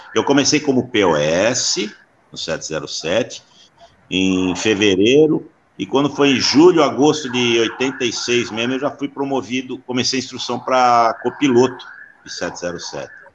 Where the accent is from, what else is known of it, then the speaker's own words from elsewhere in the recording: São Paulo, Brazil; Nasci aqui na Moca, moro na casa onde eu nasci até hoje